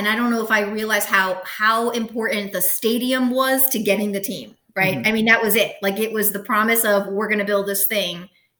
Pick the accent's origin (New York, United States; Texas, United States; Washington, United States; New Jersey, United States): New York, United States; I'm an outsider. I mean, I moved from New York, so I just did a lot of driving around.